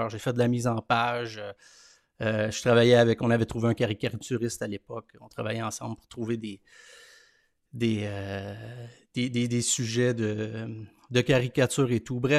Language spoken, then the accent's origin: French; Montreal, Quebec, Canada; also born or lived in Lanaudière; Je suis né à Montréal, euh, écoute, au milieu des années 70. Euh, aujourd'hui, j'ai une famille, je reste toujours dans, la région de Montréal.